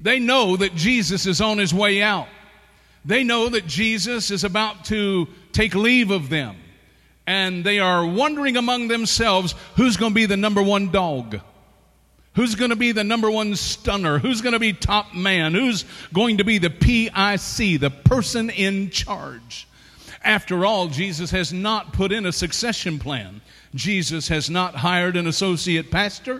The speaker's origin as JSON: {"language": "English", "region": "the South", "country": "United States", "said": "I'm from the South"}